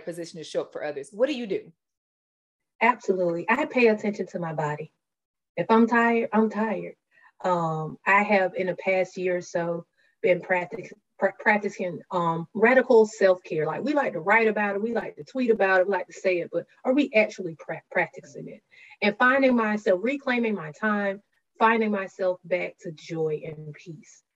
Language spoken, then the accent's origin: English; Gay, Georgia, United States; I'm from gay Georgia, population 110 according to the 2020 census, and half of those are my cousins.